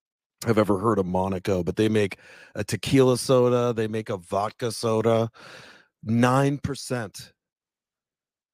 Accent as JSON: {"language": "English", "region": "New Jersey", "country": "United States", "tie": "born or raised there", "said": "I'm from Jersey."}